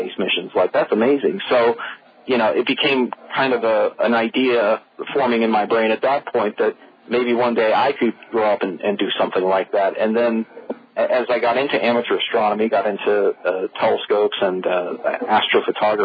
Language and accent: English; Space Coast, Florida, United States; I grew up here in Florida. In fact, I grew up over on the Space Coast.